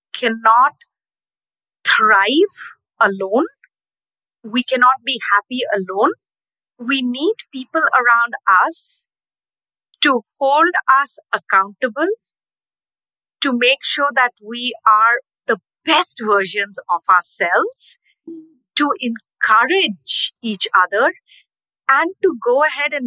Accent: Ranchi, Jharkhand, India; moved away as an adult; now in Nashville, United States; Growing up in India, I used to love train rides

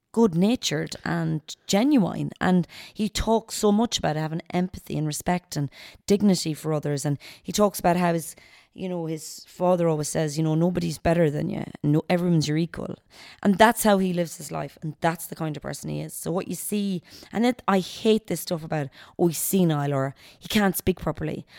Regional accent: Knockmore, Connacht, Ireland; I'm born and raised in Gaelic football at home in Knockmore. I was always part of the club.

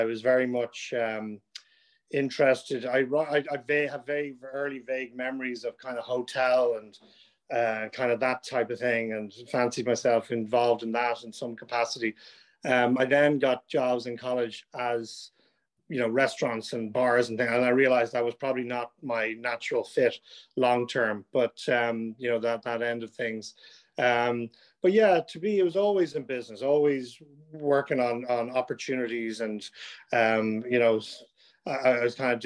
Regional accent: Dublin, Leinster, Ireland; I grew up in South Dublin, Monkstown, which isn't too far from Black Rock

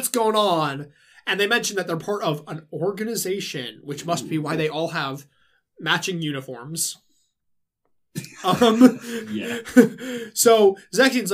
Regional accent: Southern United States, United States; Technically, I am Southern American

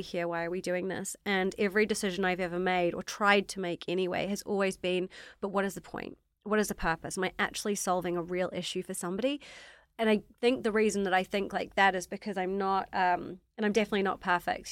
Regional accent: New Zealand; accent: slightly strange accent; moved away as an adult; now in London, United Kingdom; I'm from New Zealand. So, I grew up in New Zealand, very different life to now.

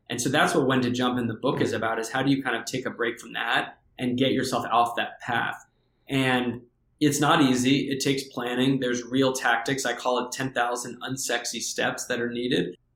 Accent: Santa Barbara, California, United States; also born or lived in New York City / Tennessee; So I grew up in New York City, actually, where you're uh, out, out uh, your way. We moved when I was a few years old to Tennessee and then to California a few years after that. So my teenage years were in Southern California, in Santa Barbara.

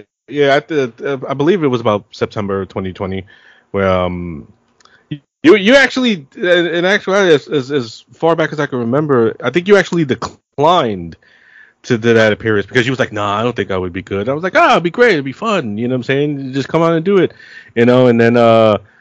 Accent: New York City, New York, United States; also born or lived in Queens / Bronx; I was born and raised in Brooklyn

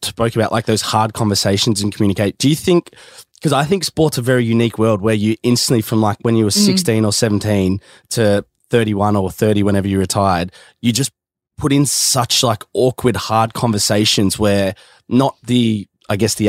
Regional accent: Geelong, Victoria, Australia; also born or lived in Melbourne; obviously you girls grew up in Geelong and played a lot of your netball growing up in Melbourne for the rep teams and whatnot.

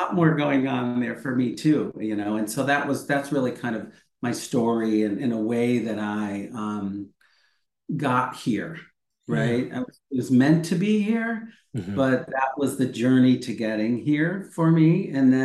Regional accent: Midwest, United States; I grew up in the Midwest

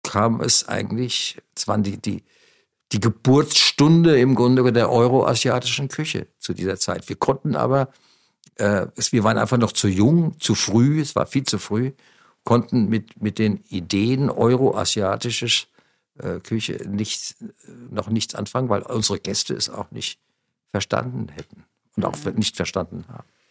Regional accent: Wiesbaden, Hesse, Germany; moved away; also born or lived in Munich; ich, bin bereit, mit der Ente nach Wiesbaden zu ziehen, in meine Heimatstadt

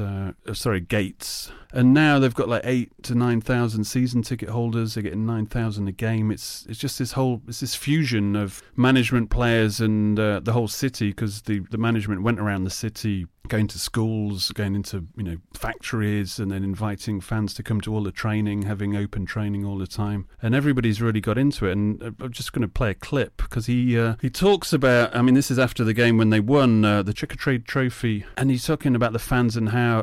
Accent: Lincoln, East Midlands, United Kingdom; moved away; I was born in Lincoln, so I do have a, an affiliation

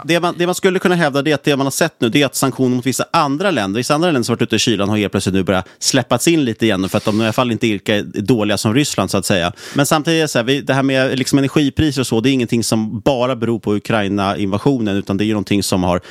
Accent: Sweden; som svensk

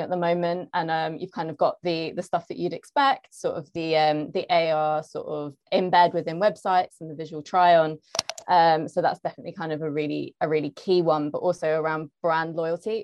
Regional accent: London, United Kingdom; I'm from London, um, I work at Zapper

